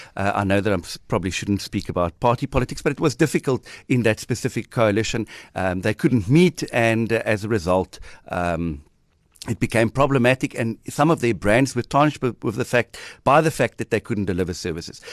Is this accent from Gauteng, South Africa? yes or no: no; Port Elizabeth, Eastern Cape, South Africa; I'm born and bred in Nelson Mandela Bay